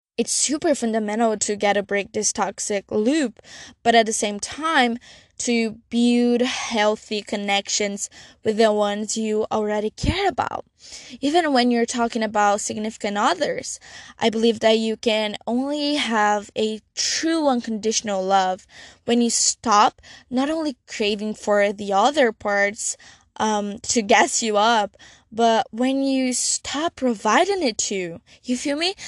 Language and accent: English; Brazil; I'm from Brazil